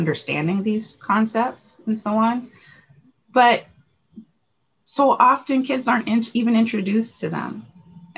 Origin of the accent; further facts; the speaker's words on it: Portland, Oregon, United States; I am a Portland native of Northeast Portland. So grew up here